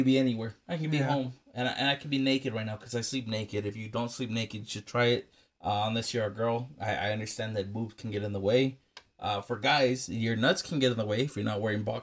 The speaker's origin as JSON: {"language": "English", "town": "El Paso", "region": "Texas", "country": "United States", "said": "we're from El Paso"}